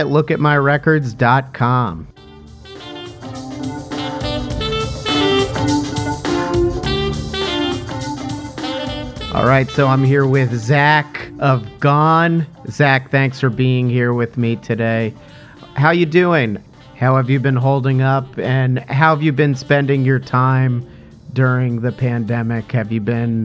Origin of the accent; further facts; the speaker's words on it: Montclair, New Jersey, United States; I'm from the Montclair area.